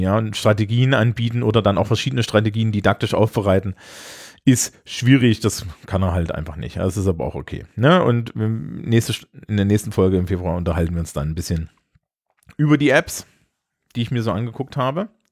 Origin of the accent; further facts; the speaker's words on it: Germany; also born or lived in Scotland; ich als Deutscher